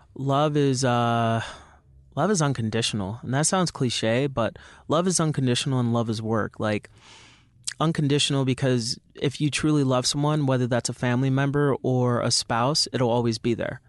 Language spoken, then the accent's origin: English; Jamaica; I'm Jamaican